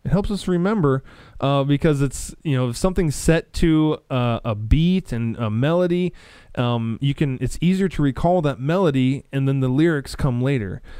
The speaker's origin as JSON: {"language": "English", "region": "Nebraska", "country": "United States", "tie": "born or raised there", "said": "being a, a Christian growing up in Nebraska, like I was"}